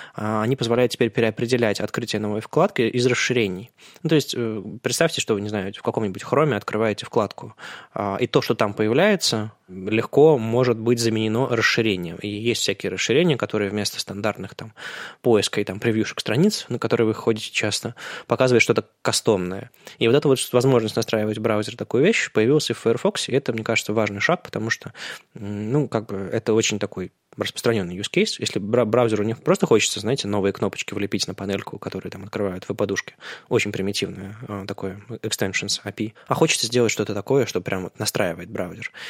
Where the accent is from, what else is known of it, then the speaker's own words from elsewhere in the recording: Saint Petersburg, Russia; мы же питерцы